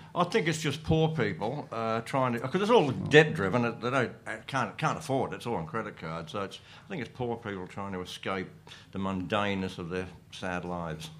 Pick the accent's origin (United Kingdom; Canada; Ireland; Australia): Australia